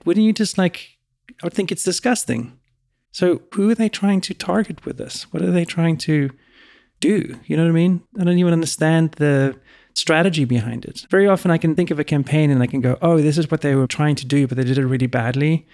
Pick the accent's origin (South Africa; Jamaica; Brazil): South Africa; also born or lived in Europe; now in United States; Growing up in South Africa and when I was in Europe for a long time